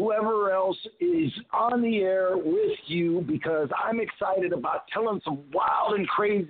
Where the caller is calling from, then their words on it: Tampa, Florida, United States; I am buzzing tonight from Tampa, Florida, excited to be on this podcast